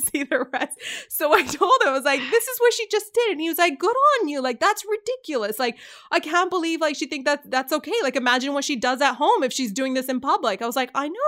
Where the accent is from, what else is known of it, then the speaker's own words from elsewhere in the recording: Canada; I'm from Canada